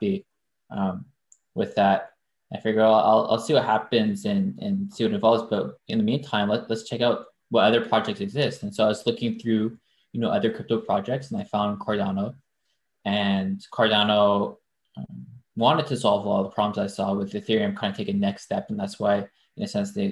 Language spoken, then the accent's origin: English; Victoria, British Columbia, Canada; first language French; English is a second language; moved away as an adult; also born or lived in Manitoba / United States; I was born in Manitoba and then grew up in West Coast in Victoria, just near Vancouver.